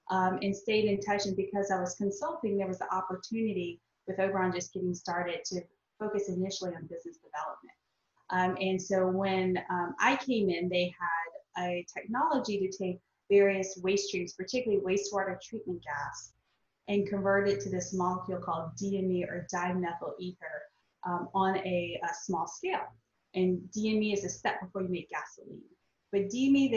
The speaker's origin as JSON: {"language": "English", "region": "South Louisiana", "country": "United States", "tie": "born or raised there", "moved": "as an adult", "lives_now": "San Diego, United States", "said": "I grew up in South Louisiana"}